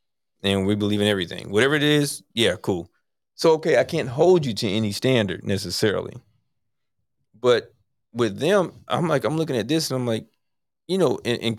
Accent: Tampa, Florida, United States; We're from Tampa.

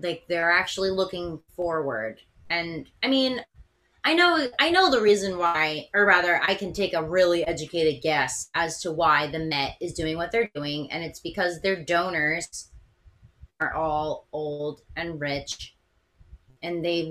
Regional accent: Philadelphia, Pennsylvania, United States; moved away; I'm from Philadelphia originally

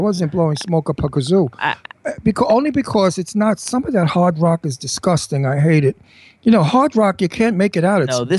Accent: New York City, New York, United States; moved away; also born or lived in Beverly Hills / Garden City, Long Island; I'm from Brooklyn.

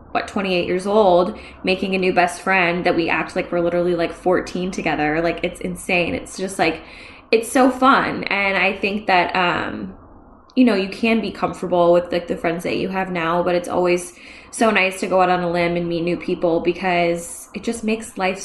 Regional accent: Orange County, California, United States; We found out we're both from Orange County.

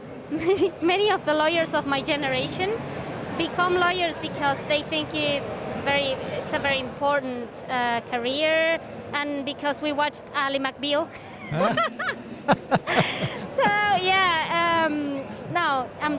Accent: Venezuela; English is a second language; moved away as an adult; now in Spain; back in my country. I am from Venezuela

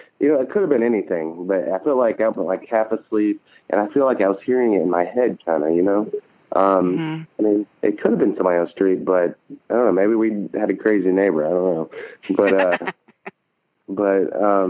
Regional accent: Birmingham, Alabama, United States; also born or lived in London; I am from Birmingham, also a fellow Southerner.

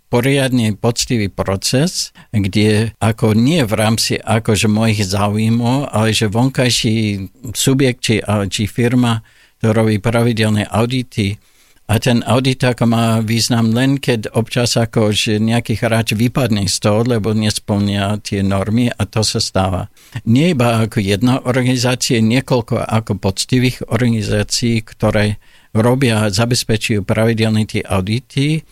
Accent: Olds, Alberta, Canada; born or raised there; Slovak is a second language; moved away as an adult; now in Slovakia

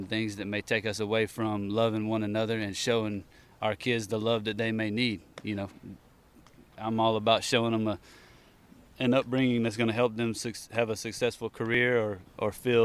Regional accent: the South, United States; I guess that's just what we like to do in the South

